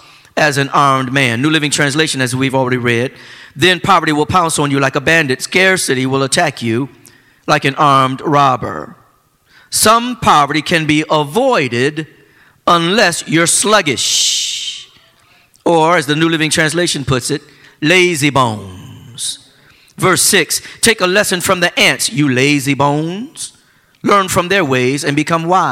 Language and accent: English; Flint, Michigan, United States; my hometown of Flint, Michigan